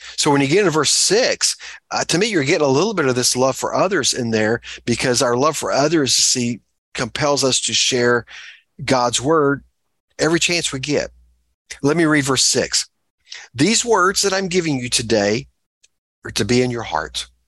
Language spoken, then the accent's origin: English; Texas, United States; moved away; I'm a Texan and I'm not obnoxiously proud of that.